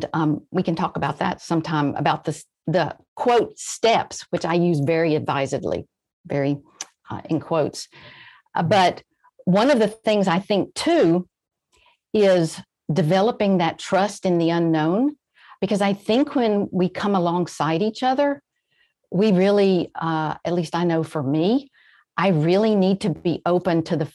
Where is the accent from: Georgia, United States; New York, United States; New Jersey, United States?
Georgia, United States; rural Georgia and Alabama, United States; also born or lived in Florida; I grew up really in the very rural parts of Georgia and Alabama, and I was born in Florida